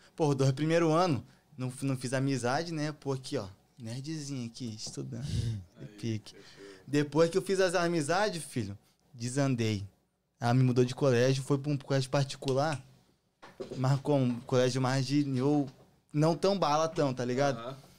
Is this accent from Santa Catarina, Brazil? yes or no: yes; Erval Velho, Santa Catarina, Brazil; now in United States; E eu sou, sou de Santa Catarina. Erval Velho, nome da cidade